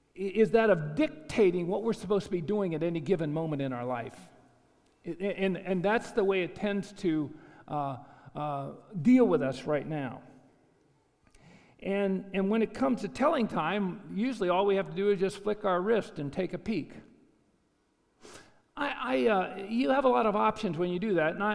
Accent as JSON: {"language": "English", "region": "Arizona", "country": "United States", "said": "I'm from Arizona"}